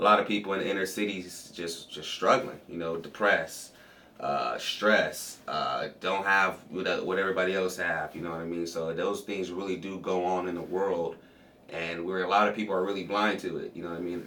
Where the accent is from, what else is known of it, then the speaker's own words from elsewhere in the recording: Compton, California, United States; moved away; also born or lived in Cleveland; I'm from Compton, California. Um, yep, Compton, California. Just like we all hear in the movies and all you know, all in the scenes and stuff like that. Uh, you know, very traceless background for me to grow up